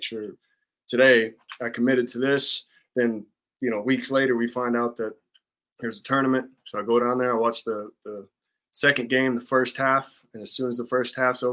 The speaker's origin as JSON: {"language": "English", "town": "Dallas", "region": "Texas", "country": "United States", "tie": "born or raised there", "also_born_or_lived": "Kansas", "moved": "as an adult", "lives_now": "Oklahoma, United States", "said": "growing up in Dallas and not being around a lot of Native people"}